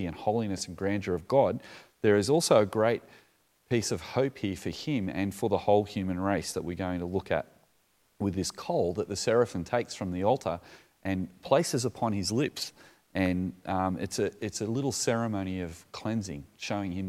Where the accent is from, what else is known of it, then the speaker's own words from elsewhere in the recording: Australia; I'm from Australia